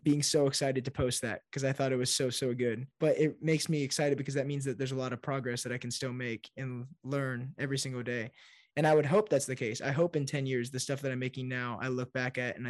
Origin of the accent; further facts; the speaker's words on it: Fort Wayne, Indiana, United States; moved away as an adult; now in Nashville, United States; So I'm a Hoosier. I'm from Indiana. I live in Nashville now, but I grew up my whole life in Indiana.